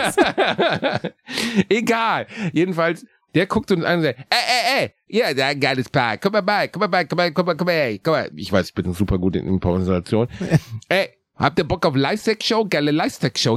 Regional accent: Gelsenkirchen, North Rhine-Westphalia, Germany; Ich bin in der gleichen Straße geboren, in der ich auch aufgewachsen bin

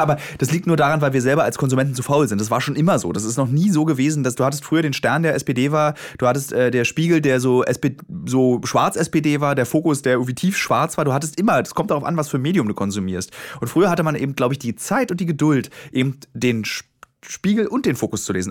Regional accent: Berlin, Germany; Als gebürtiger Berliner

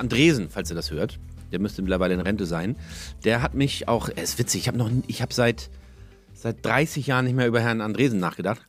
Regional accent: Hamburg, Germany; moved away as an adult; now in Holsteinische Schweiz, Germany; Mein Zuhause, meine Heimat ist Hamburg, äh, da ist mein Zuhause.

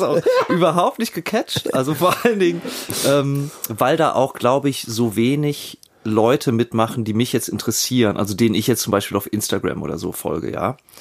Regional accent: Germany; als Europäer und au-, auch als Deutscher

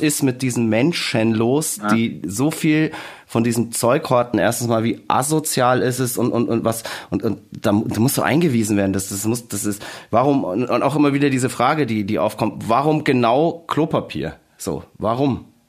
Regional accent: Bavaria, Germany; als Bayer

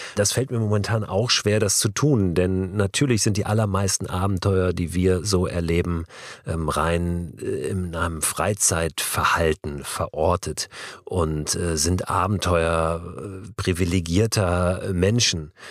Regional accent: Germany; als Deutsche aus einer Generation

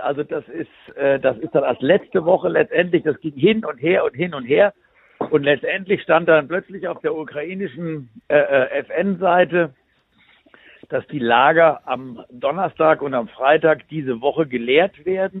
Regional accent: Bad Homburg, Hesse, Germany; ich komme ja hier aus Bad Homburg

